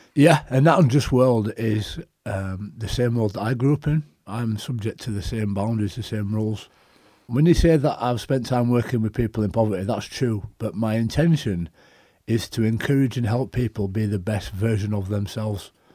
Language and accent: English; Leeds, Yorkshire and the Humber, United Kingdom; the club that I grew up playing for, supporting. You know, my hometown club